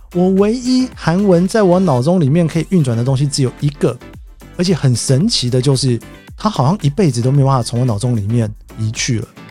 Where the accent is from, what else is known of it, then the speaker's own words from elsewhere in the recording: Taiwan; now in Tokyo, Japan; 我是从台湾来的